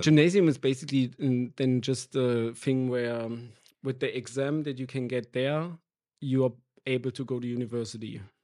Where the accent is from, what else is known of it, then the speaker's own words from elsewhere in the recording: near Erfurt, Thuringia, Germany; English is a second language; moved away as an adult; now in Berlin, Germany; I grew up in a really small village in the middle east of Germany